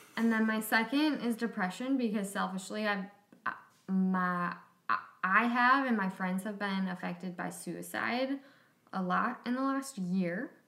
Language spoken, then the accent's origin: English; Plymouth, Minnesota, United States; I grew up dancing in the Minneapolis St. Paul suburbs in a suburb called Plymouth